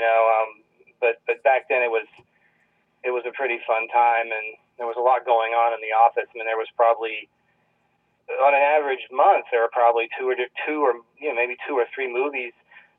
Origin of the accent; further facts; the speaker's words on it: Virginia Beach, Virginia, United States; also born or lived in Norfolk / Georgia; I'm originally from Virginia Beach, Virginia. I moved a lot as a kid. I was born in Norfolk, which is right next to Virginia Beach, for those who know the area.